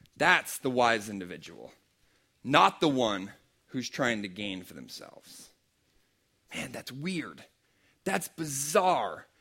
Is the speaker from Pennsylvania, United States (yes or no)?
yes; Pennsylvania, United States; I'm from Pennsylvania